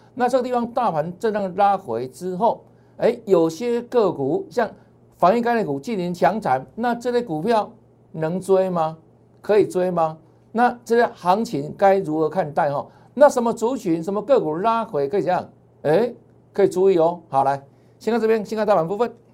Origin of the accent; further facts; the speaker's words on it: Taiwan; 我们台湾人